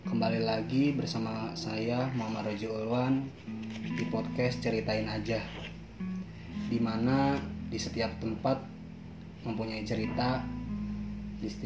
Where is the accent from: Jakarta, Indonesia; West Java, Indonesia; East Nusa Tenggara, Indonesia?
West Java, Indonesia; Bogor; hmm. gue dari Bogor